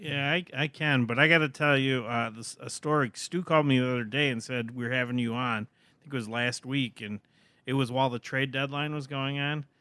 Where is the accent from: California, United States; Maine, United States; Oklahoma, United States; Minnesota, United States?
Minnesota, United States; moved away as an adult; now in Chicago, United States; I'm from Minnesota